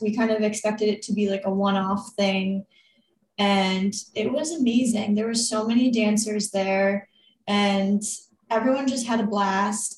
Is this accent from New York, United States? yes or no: yes; New York, United States; I grew up here in New York and you know, grew up dancing